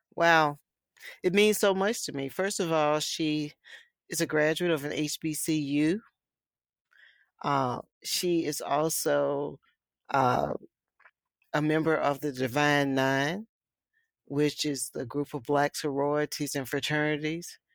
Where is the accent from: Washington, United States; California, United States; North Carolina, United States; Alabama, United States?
Alabama, United States; Lowndes County; I was from Lowndes County